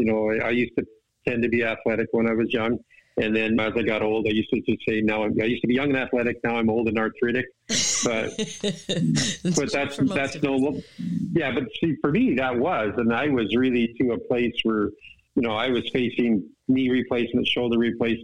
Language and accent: English; Vancouver Island, British Columbia, Canada; I grew up on Vancouver Island, British Columbia in Canada.